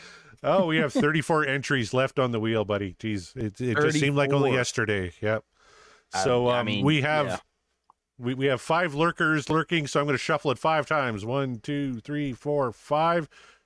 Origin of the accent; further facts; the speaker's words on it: Saskatchewan, Canada; I'm not American. I do. Yeah. Schlitz is garbage, though. I remember, when I was a kid, I lived about 50 minutes away from the American border. So we would drive to Plentywood, Montana.